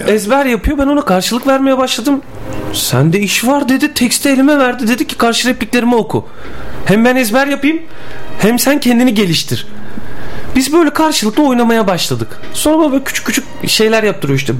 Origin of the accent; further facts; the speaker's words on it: Adana, Turkey; now in Bursa, Turkey; aslen de Mardinliyim ama doğma büyüme Adanalıyım.